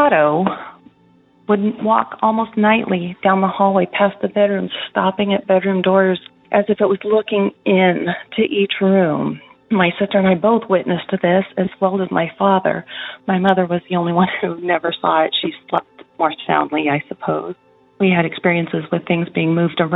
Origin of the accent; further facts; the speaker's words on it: Oregon, United States; I'm from Oregon.